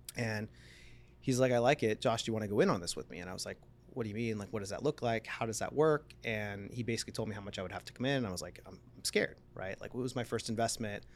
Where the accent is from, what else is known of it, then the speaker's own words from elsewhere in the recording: San Diego, California, United States; also born or lived in Palm Desert; I moved out from San Diego, born and raised, moved to Palm Desert